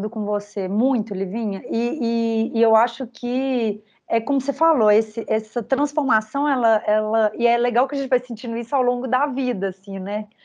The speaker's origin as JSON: {"language": "Portuguese", "town": "Belo Horizonte", "region": "Minas Gerais", "country": "Brazil", "tie": "born there", "said": "eu, eu nasci aqui, né, em Belo Horizonte"}